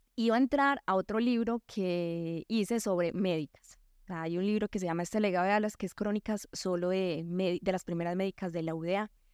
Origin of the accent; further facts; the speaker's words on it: northeast of Antioquia, Colombia; en el nordeste, no solo porque fuera mi pueblo